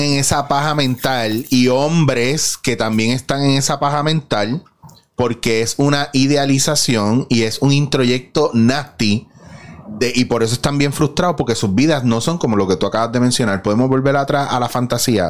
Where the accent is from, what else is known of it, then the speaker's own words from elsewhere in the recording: Puerto Rico; en nuestra cultura como puertorriqueños